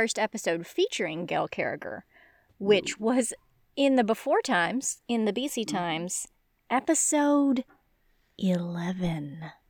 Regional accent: United States; I spent childhood summers in Devon and attended graduate school in Nottingham, but I'm embarrassingly American.

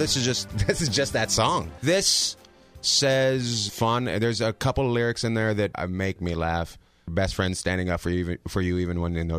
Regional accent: Canada; I grew up in Canada.

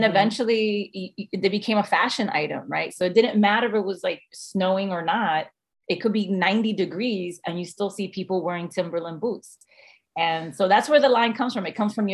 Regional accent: New York City, New York, United States; moved away; also born or lived in Aguas Buenas, Puerto Rico; I was born in Aguas Buenas, but I was raised in the Bronx

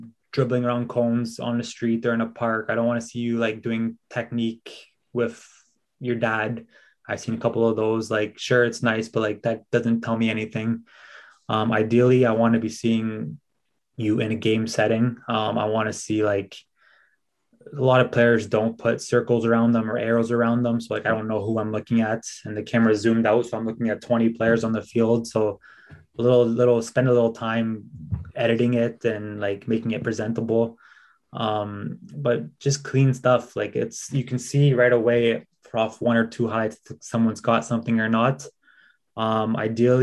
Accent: Canada; moved away as an adult; now in Sweden

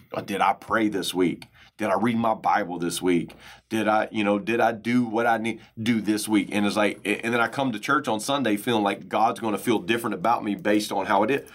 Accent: United States; growing up in American culture

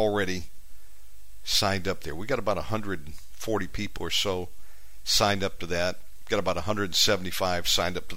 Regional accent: United States; moved away as an adult; now in Bali, Indonesia; I'm from America, and I've been in Bali 7 years

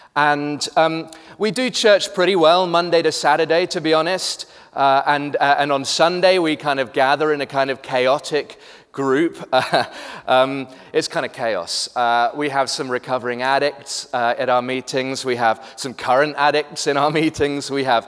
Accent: United Kingdom; now in Cape Town, South Africa; I am British, but have lived in Cape Town for the last 14 years. Slightly confused accent, if you're trying to place it, that's what it is.

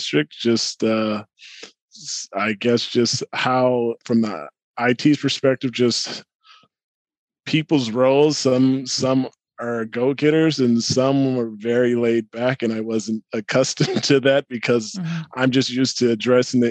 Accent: Inland Empire, California, United States; moved away as an adult; also born or lived in Moreno Valley, California / Ontario, California; now in Torrance, United States; I'm from the Inland Empire and I lived in Moreno Valley working in Riverside or lived in Ontario working in Riverside.

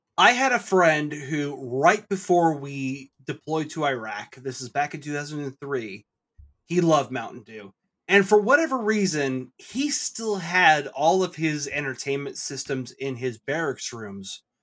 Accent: Snohomish, Washington, United States; moved away as an adult; both of us came from predominantly white neighborhoods. Like, I came from Snohomish

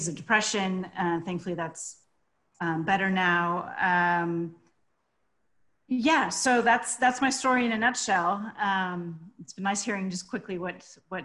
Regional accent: United States; also born or lived in southwest France; now in France; I'm American, as you can hear, but I live in the southwest of France

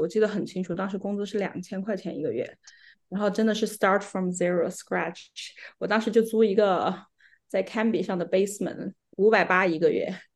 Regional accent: Sichuan, China; moved away as an adult; also born or lived in Macau; now in Vancouver, Canada; 我呢是出生长大在四川，跟 Calvin 呢是老乡

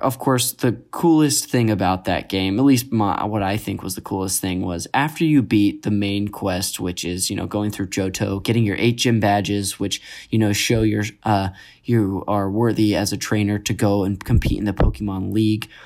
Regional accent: Modesto, California, United States; I grew up in Northern California, Modesto

